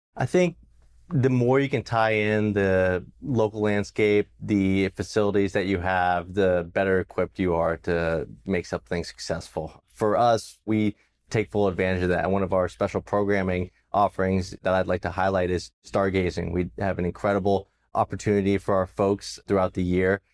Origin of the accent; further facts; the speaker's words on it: Los Angeles area, California, United States; Growing up here as a local